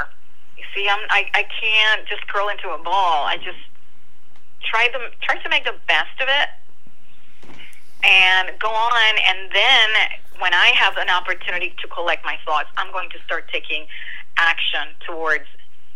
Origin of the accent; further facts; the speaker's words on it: Puerto Rico; now in New Jersey, United States; I am from Puerto Rico, and I live in New Jersey